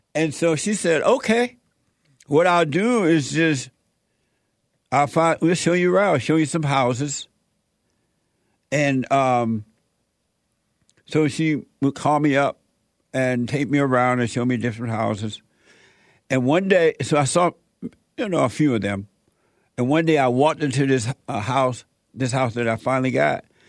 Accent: Alabama, United States; moved away; the house I grew up in in Alabama had a fireplace

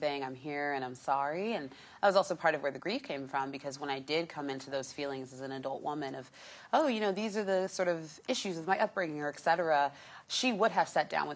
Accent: Los Angeles, California, United States; I grew up in North Hollywood

